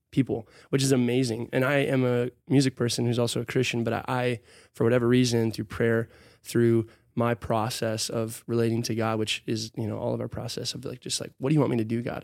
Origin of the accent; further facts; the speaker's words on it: Hudson, Wisconsin, United States; also born or lived in Minneapolis / Arkansas; I grew up in Hudson